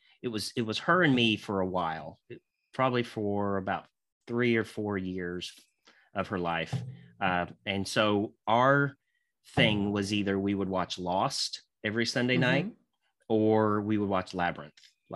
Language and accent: English; Santa Claus, Indiana, United States; because I grew up actually in Indiana, actually in a town called Santa Claus, Indiana.